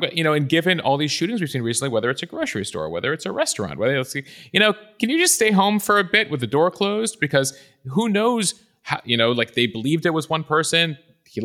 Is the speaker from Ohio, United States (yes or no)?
no; Chicago, Illinois, United States; I grew up on the North Shore of Chicago. My grandparents lived in Highland Park. My parents' business was in Highland Park.